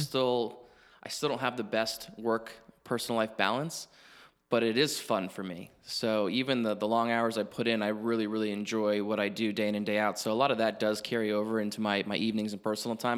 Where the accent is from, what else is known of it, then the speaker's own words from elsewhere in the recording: Hilton Head Island, South Carolina, United States; moved away as an adult; I grew up in Hilton Head